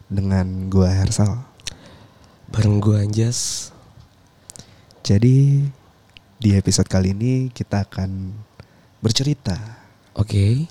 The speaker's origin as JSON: {"language": "Indonesian", "region": "West Java", "country": "Indonesia", "accent": "Sundanese", "said": "ketara banget ya logat Sunda gue ya?"}